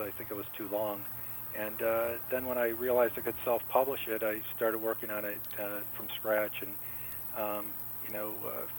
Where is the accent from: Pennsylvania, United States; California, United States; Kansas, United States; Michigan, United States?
Michigan, United States; we're from Michigan, so it's an incredibly flat state